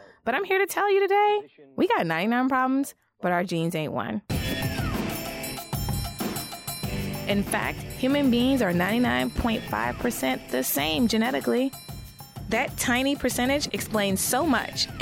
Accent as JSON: {"language": "English", "town": "New Orleans", "region": "Louisiana", "country": "United States", "said": "I'm from New Orleans"}